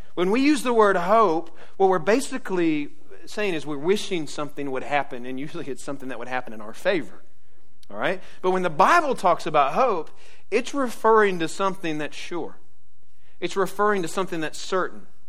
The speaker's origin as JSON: {"language": "English", "town": "Jacksonville", "region": "Florida", "country": "United States", "tie": "born or raised there", "said": "I grew up in Jacksonville"}